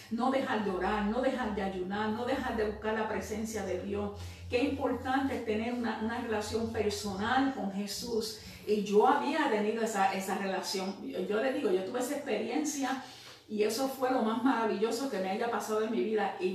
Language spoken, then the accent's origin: Spanish; Puerto Rico; now in United States; yo me fui eh, de Puerto Rico, no oré, me fui, llegué aquí a los Estados Unidos y comencé, ¿verdad?